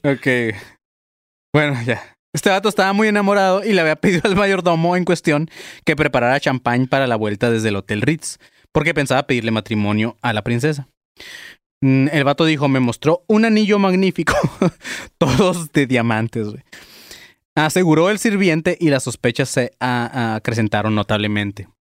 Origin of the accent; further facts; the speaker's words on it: Mexico; como mexicanos dejamos todo al final